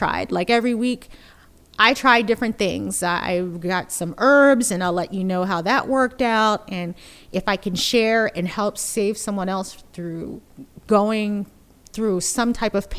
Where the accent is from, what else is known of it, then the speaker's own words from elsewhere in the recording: United States; moved away as an adult; now in Bay Area, United States; I am originally from the East Coast, New Jersey, Philadelphia area